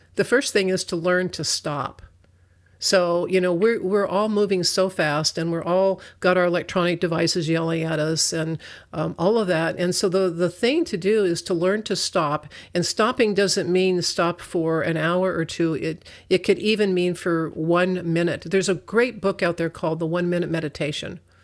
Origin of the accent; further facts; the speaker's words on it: United States; I'm such an American, that's the only culture I know